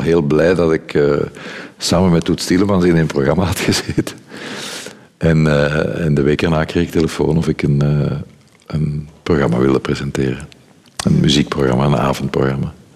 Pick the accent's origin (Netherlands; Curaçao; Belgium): Belgium; Brussels, Brussels-Capital Region; ik ben Brusselaar, ik was niet, ik ben Brusselaar